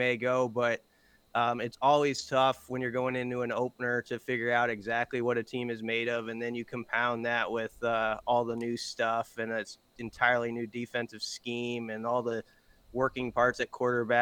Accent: Omaha, Nebraska, United States; I grew up in Omaha

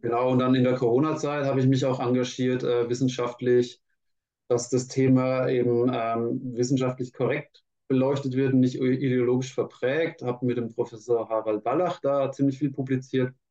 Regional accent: Franconia, Bavaria, Germany; Ich bin ja unter Franke, ähm, Würzburg war schon mal nah an meiner Heimat

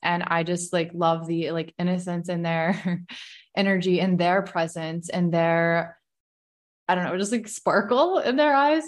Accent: Virginia, United States; I'm twenty-nine, I was born in Virginia

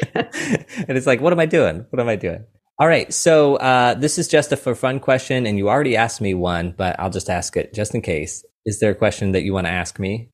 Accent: St. Louis, Missouri, United States; I am from Saint Louis, Missouri

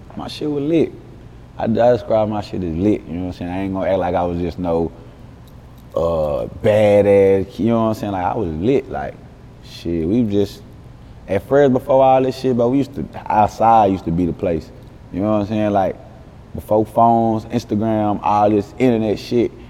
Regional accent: Dallas, Texas, United States; I'm from West Dallas

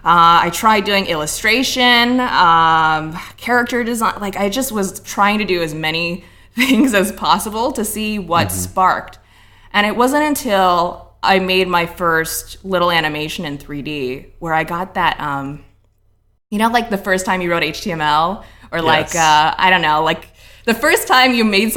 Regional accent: Hong Kong; also born or lived in Ohio, United States; So when I was about 11, I was living in Hong Kong at the time. So I was born in Ohio, but we had moved to Hong Kong when I was a kid

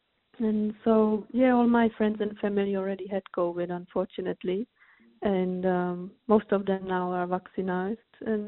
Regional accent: Moravia, Czechia; English is a second language; I am from the Moravia region, which is kind of a countryside of the Czech Republic.

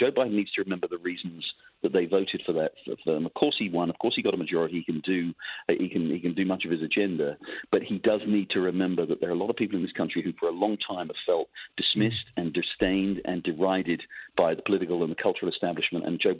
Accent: England, United Kingdom; moved away; You could tell from my voice, I'm an immigrant. I came here from England. I, you know, love this country.

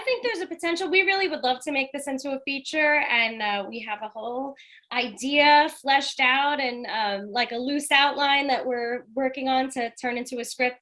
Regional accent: New York City, New York, United States; I'm from Staten Island.

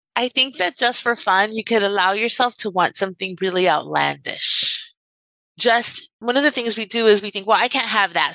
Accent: Miami, Florida, United States; I'm from Miami and I grew up in Miami

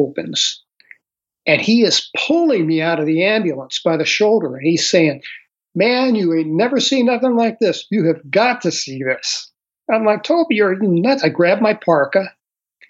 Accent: St. Louis, Missouri, United States; moved away as an adult; I grew up in St. Louis City.

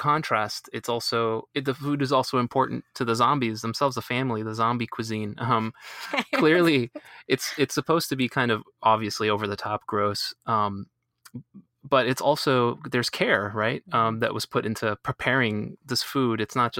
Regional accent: Colombia; I grew up, I was born in Colombia, and I grew up in a family that spoke predominantly Spanish, and we ate a lot of Colombian foods

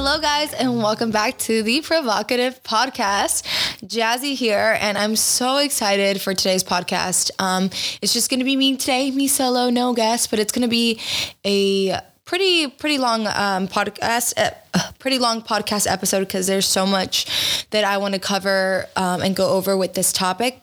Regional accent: Georgia, United States; I was raised in Georgia in a very uh, small town that was primarily white

